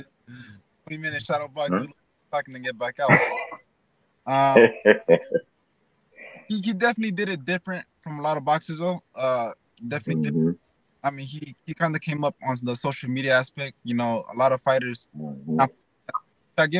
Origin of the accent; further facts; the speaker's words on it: California, United States; we're both from California